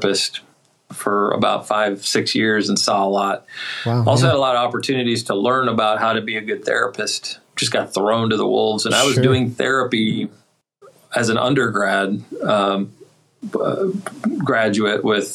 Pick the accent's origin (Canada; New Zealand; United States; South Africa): United States; Duluth, Minnesota; moved away as an adult; also born or lived in Springfield, Missouri / Delaware / West Virginia; now in Raleigh, United States; I'm originally from Duluth, Minnesota, and I've moved around quite a bit